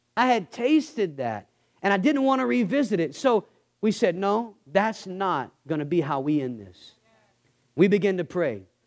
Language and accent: English; Texas, United States; I'm from Texas